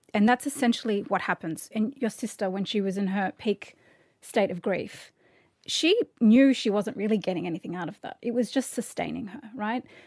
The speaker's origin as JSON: {"language": "English", "country": "Australia", "said": "I'm so Australian"}